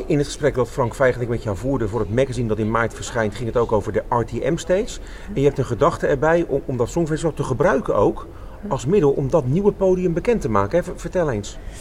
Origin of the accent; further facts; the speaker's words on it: Rotterdam, South Holland, Netherlands; in mijn beleving als Rotterdammer